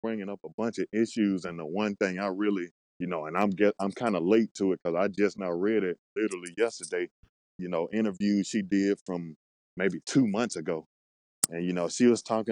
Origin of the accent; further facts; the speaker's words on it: Mississippi, United States; I'm from Mississippi.